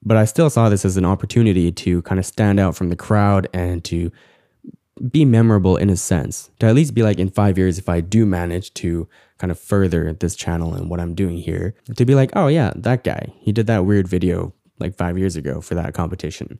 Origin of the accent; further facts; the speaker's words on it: Canada; Growing up as Korean Canadian